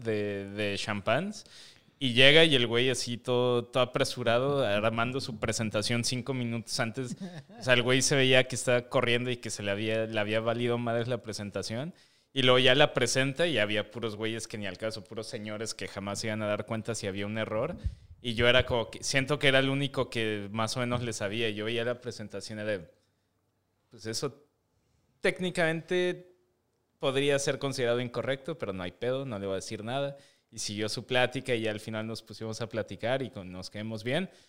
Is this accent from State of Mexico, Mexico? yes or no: yes; Metepec, State of Mexico, Mexico; born or raised there